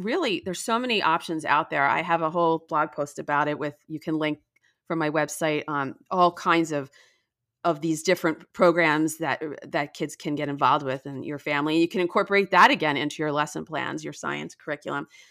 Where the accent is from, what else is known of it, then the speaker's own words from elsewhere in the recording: New Jersey, United States; moved away as an adult; also born or lived in Washington, D.C.; now in Palm Beach County, Florida, United States; I grew up in New Jersey